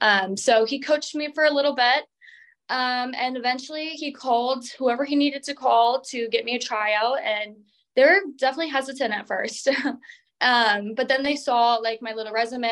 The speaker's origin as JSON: {"language": "English", "region": "Minnesota", "country": "United States", "said": "I'm from Minnesota"}